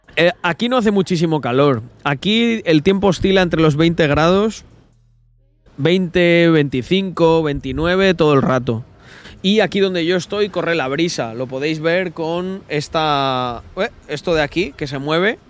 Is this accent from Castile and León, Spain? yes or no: yes; Salamanca, Castile and León, Spain; yo soy de Salamanca, de la original